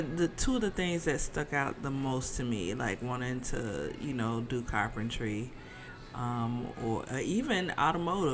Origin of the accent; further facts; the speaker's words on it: Birmingham, Alabama, United States; moved away; I am originally from Alabama. So I'm a Southern girl.